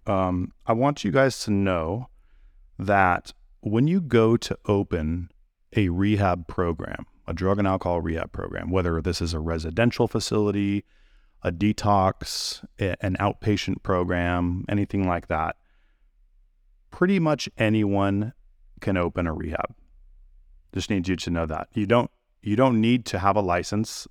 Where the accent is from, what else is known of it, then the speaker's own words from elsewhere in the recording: California, United States; now in Tennessee, United States; I grew up in California